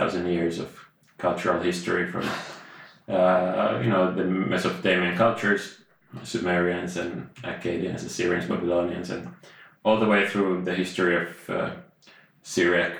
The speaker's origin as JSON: {"language": "English", "region": "Central Finland", "country": "Finland", "tie": "born or raised there", "said": "I was born in Finland. We are recording this here in Finland at the moment, and my mother is Finnish"}